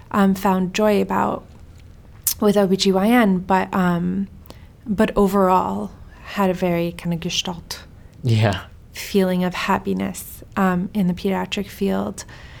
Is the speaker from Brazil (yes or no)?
no; Sweden; born there; I'm Iranian, I was born in Sweden.